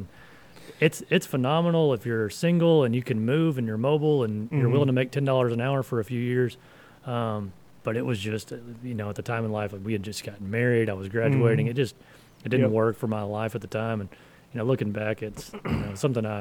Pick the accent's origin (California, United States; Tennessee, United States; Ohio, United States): Tennessee, United States; Tullahoma; also born or lived in Murfreesboro; I grew up down in Tullahoma